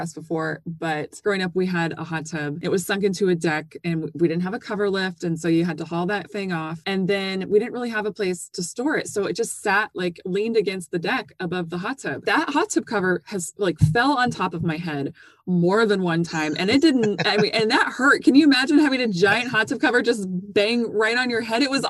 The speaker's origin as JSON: {"language": "English", "region": "North Dakota", "country": "United States", "tie": "born or raised there", "said": "I grew up in North Dakota"}